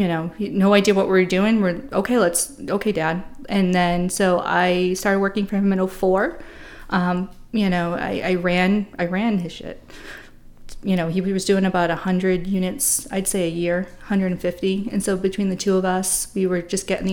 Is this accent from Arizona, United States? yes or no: no; Boston, Massachusetts, United States; moved away; also born or lived in England / San Diego; I grew up in Boston